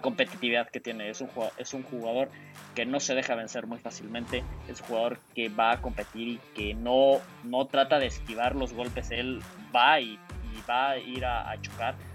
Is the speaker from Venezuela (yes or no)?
no; Mexico; como mexicanos